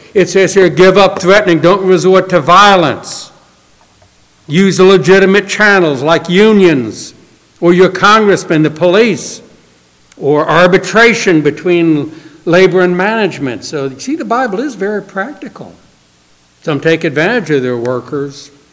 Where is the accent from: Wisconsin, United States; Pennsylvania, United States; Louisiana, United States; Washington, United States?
Louisiana, United States; New Orleans; I grew up in New Orleans